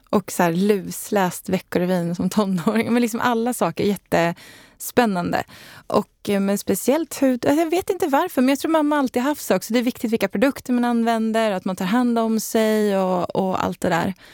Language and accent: Swedish; Leksand, Dalarna County, Sweden; Eh, ja, men jag är uppvuxen i Dalarna och i Leksand och älskar att vara på landet.